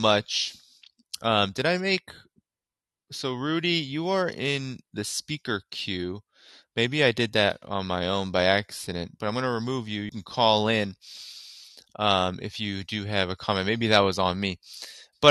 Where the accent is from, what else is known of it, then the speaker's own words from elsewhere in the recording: Boston, Massachusetts, United States; I'm from Boston